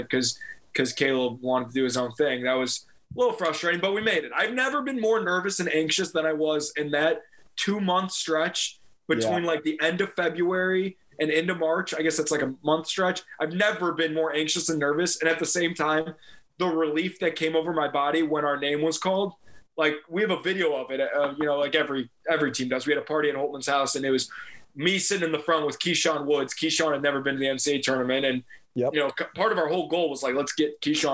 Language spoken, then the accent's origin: English; Chicago, Illinois, United States; We're from Chicago.